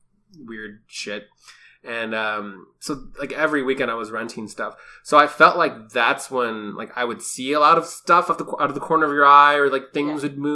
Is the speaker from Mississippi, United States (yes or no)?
no; Chicago, Illinois, United States; I'm half Mexican, half Cuban, and I grew up in Chicago